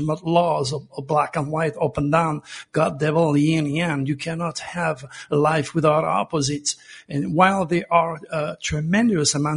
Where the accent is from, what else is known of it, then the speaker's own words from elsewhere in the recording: Provence-Alpes-Côte d'Azur, France; now in United States; I was born in Provence